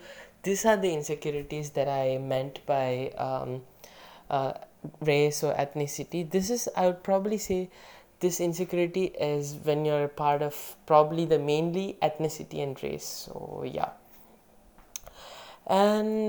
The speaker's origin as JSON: {"language": "English", "country": "Malaysia", "tie": "born or raised there", "said": "being a Malaysian Indian kid"}